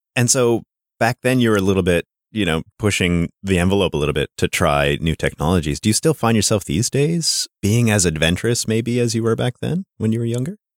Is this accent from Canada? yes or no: yes; Sudbury, Ontario, Canada; I'm from Sudbury, Ontario, which is a mining town in northern Ontario